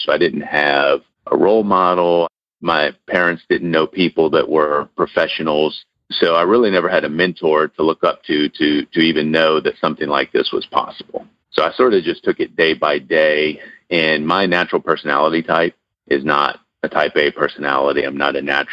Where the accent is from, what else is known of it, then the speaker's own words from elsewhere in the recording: New Orleans, Louisiana, United States; also born or lived in South Texas; I was born in South Texas, so technically I'm a Texan, but I was adopted at birth, and we moved as a family when I was a baby to New Orleans. So New Orleans is what I claim at home